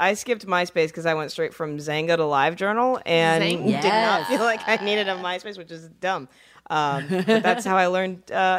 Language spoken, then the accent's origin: English; Miami, Florida, United States; moved away as an adult; also born or lived in Orlando, Florida / Tallahassee, Florida; now in California, United States; I grew up in Miami, and then I went to college in Orlando and then stayed there once I was done